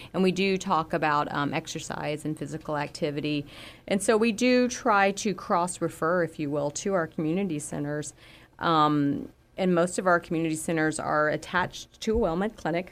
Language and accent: English; Florida, United States; moved away; I grew up with gators in Florida